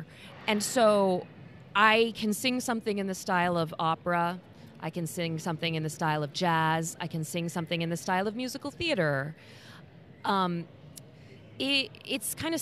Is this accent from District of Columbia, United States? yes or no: no; Indiana, United States; accent: Midwest; I'm from Indiana